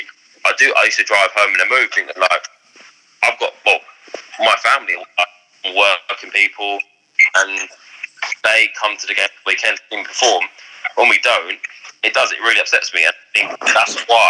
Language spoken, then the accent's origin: English; Ipswich, East of England, United Kingdom; my hometown Ipswich